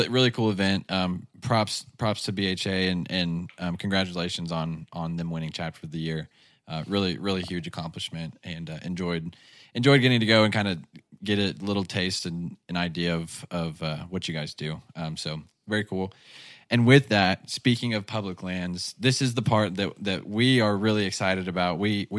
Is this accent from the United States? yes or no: yes; United States; I'm so American